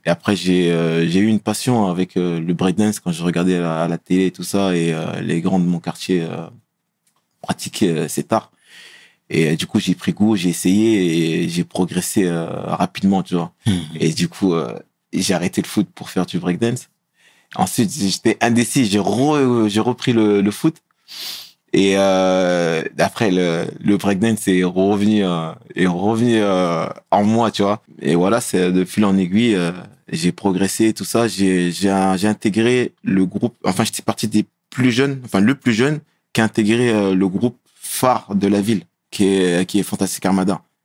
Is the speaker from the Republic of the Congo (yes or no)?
no; Meaux, Île-de-France, France; On a grandi à Pierre Collinet